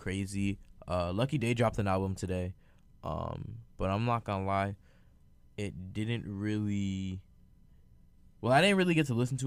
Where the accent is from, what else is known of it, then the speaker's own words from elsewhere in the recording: Providence, Rhode Island, United States; I'm from Providence